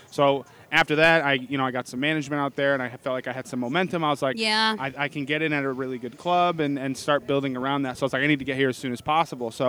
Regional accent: Massachusetts, United States; also born or lived in New Hampshire; now in New York, United States; I was born there originally

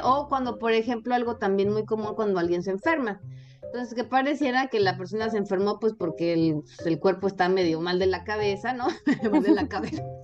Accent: Mexico; yo soy de México

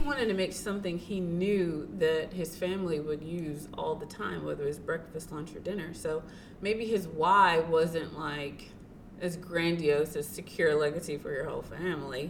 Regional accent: Tennessee, United States; I grew up in Tennessee. I grew up with my grandparents.

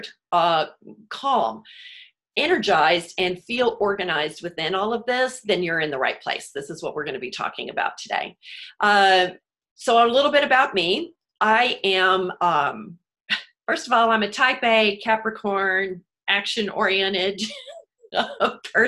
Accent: Houston, Texas, United States; moved away; also born or lived in New York City; I'm from Houston originally, so living through hurricanes, and then lived in New York City

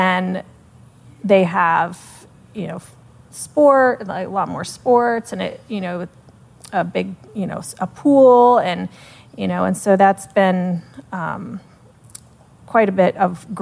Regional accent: Sarasota, Florida, United States; moved away as an adult; also born or lived in Melbourne, Florida; my hometown, Sarasota

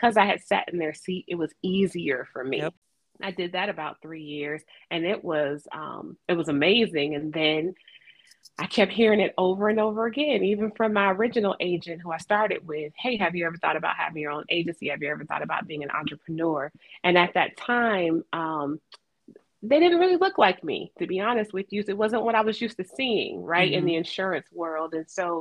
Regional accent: Atlanta, Georgia, United States; moved away; back in Atlanta, which was my hometown

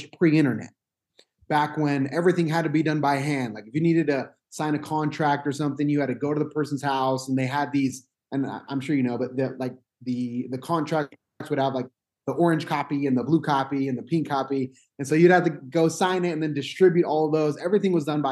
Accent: Utah, United States; So my family is from Mexico. I was born here in Utah, but I have that, you know, Hispanic heritage

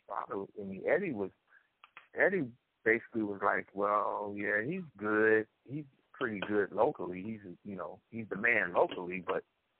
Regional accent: Cleveland, Ohio, United States; I'm from Cleveland, Ohio.

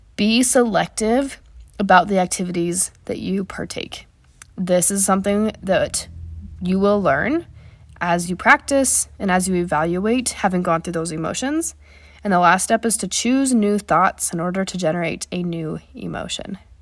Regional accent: Wyoming, United States; where I grew up in Wyoming

